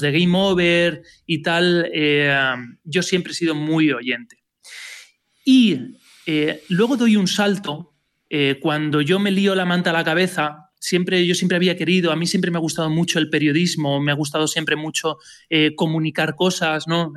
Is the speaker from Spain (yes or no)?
yes; Elche, Valencian Community, Spain; soy de Elche, pero estudié en Valencia